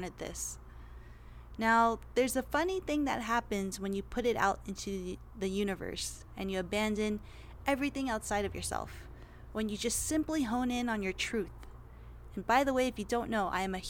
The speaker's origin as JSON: {"language": "English", "town": "Los Angeles", "region": "California", "country": "United States", "tie": "born or raised there", "also_born_or_lived": "San Diego / New York / Las Vegas / Beverly Hills", "said": "Your girl was born and raised in the Valley"}